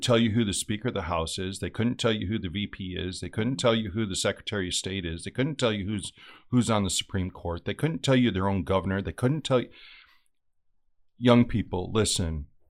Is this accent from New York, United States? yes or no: yes; Western New York, United States; I came from Western New York.